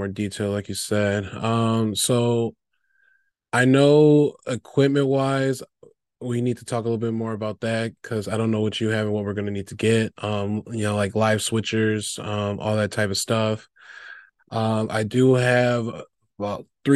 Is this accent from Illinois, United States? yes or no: yes; Chicago, Illinois, United States; also born or lived in Weslaco, Texas; I'm originally from South Texas, the Valley, Wessico, but I've been in the Chicagoland area since I've been like 5. So basically the last 20 some years.